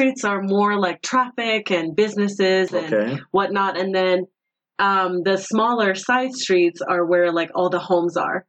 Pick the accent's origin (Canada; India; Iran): Iran; Tehran, Tehran Province; moved away; also born or lived in Phoenix, Arizona / Tucson, Arizona; So yeah, Tehran is where I was born. And when I was 10 years old, I moved to Arizona. I was in Phoenix for a year and Tucson for a year. And then when I was 12, I moved back to Iran again, back to Tehran.